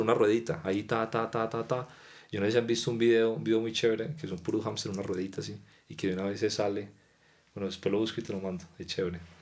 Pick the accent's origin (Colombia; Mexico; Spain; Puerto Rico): Colombia; Pereira, Risaralda; moved away as an adult; now in Bogotá, Colombia; somos de Pereira